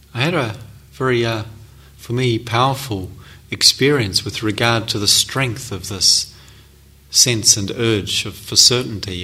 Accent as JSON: {"language": "English", "country": "New Zealand", "said": "I come from New Zealand"}